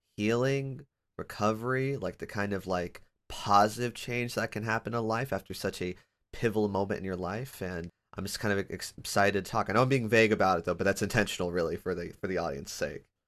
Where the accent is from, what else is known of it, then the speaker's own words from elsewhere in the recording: Sacramento, California, United States; moved away as an adult; now in Portland, United States; I'm originally from Sacramento, and I there I had all the family, the friends. I'm now living in Portland, Oregon